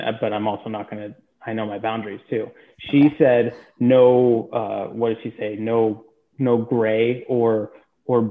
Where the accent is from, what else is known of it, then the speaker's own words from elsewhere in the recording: Paradise, California, United States; we're from Paradise.